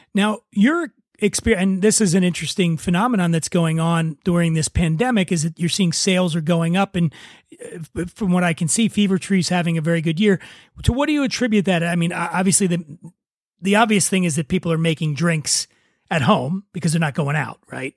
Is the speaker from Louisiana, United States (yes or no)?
no; Philadelphia, Pennsylvania, United States; I'm from Philadelphia